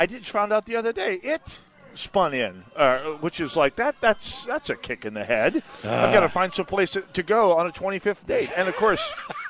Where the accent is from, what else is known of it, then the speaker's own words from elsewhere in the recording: Saint Paul, Minnesota, United States; I'm from the Midway